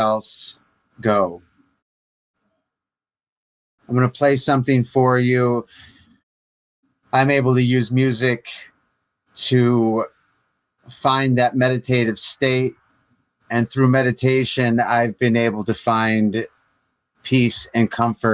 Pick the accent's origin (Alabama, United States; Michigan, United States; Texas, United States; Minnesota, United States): Michigan, United States; I grew up in Michigan